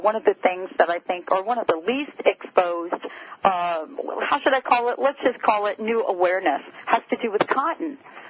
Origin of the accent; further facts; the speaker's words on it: New Jersey, United States; moved away; I'm from New Jersey